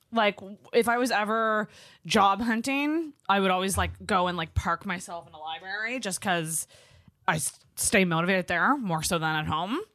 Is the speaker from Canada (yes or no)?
yes; Antigonish, Nova Scotia, Canada; now in Halifax, Canada; Anagonish, which is my hometown